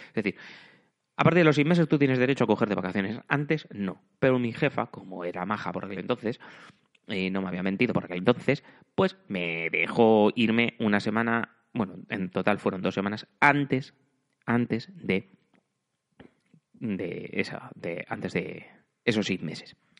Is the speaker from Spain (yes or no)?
yes; Spain; moved away as an adult; now in Germany; como soy muy español